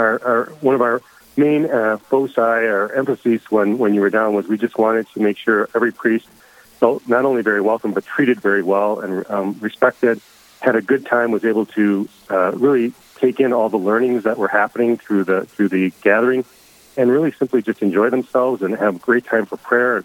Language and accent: English; St. Paul, Minnesota, United States; also born or lived in Winona, Minnesota; I'm from St. Paul originally. Grew up and born and raised in St. Paul